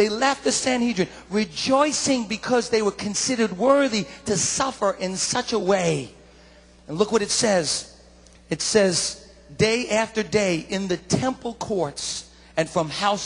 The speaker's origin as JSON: {"language": "English", "region": "New York", "country": "United States", "said": "I'm a Giant bandwagoner all the way because I'm a New Yorker"}